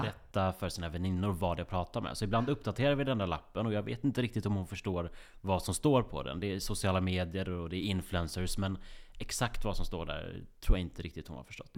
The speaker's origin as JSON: {"language": "Swedish", "town": "Grästorp", "region": "Västra Götaland", "country": "Sweden", "tie": "born or raised there", "moved": "yes", "said": "runt i kvarteret i Grästorp där jag är uppvuxen. I Västergötland, 6000 invånare. Jag flydde så fort jag kunde därifrån."}